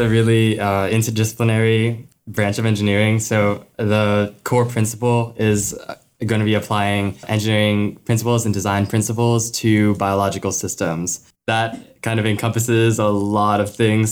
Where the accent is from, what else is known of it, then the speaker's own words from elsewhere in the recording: Gainesville, Florida, United States; I'm from Gainesville, Florida.